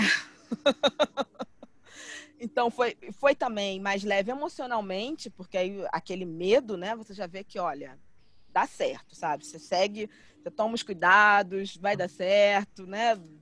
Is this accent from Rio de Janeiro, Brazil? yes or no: yes; Rio de Janeiro, Brazil; moved away as an adult; now in São Paulo, Brazil; Eu sou carioca, morava no Rio, minha família inteira é do Rio